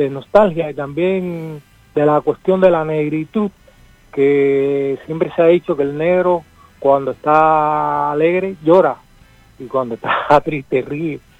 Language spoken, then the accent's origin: Spanish; Cuba; now in Argentina; A, mí, que soy cubano, pero que me enorgullezco de vivir en Argentina también